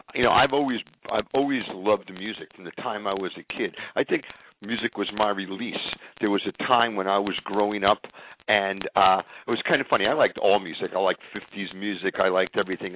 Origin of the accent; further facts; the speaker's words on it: central New Jersey, United States; also born or lived in Inwood, New York City; I actually grew up in a place called Inwood until I was about seven or eight years old, and then I was transported to uh, central New Jersey